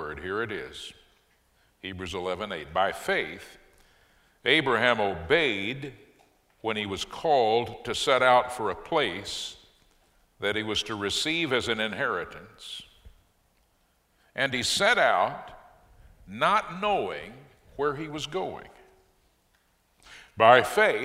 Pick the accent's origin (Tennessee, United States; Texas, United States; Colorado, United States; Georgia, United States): Texas, United States; Fort Worth; moved away as an adult; now in Waco, United States; This is my hometown. I'm Fort Worth, born and bred